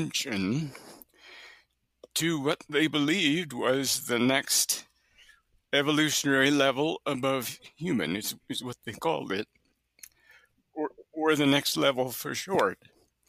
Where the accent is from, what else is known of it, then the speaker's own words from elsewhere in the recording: near Buffalo, New York, United States; also born or lived in Alberta / British Columbia / New Brunswick; now in Kansas City, United States; I've actually lived near Buffalo, New York, so just south of you, which is where I grew up